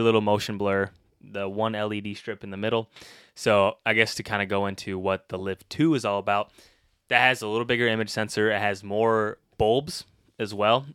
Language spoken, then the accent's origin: English; Illinois, United States; moved away; I am from Illinois. Originally not too far from here